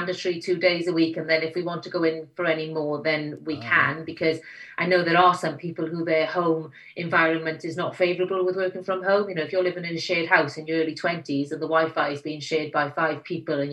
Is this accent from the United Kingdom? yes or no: yes; Abercynon, Wales, United Kingdom; accent: Welsh; moved away as an adult; also born or lived in London; now in Winchester, United Kingdom; I know when I go back to Abercynon, they think I sound slightly posh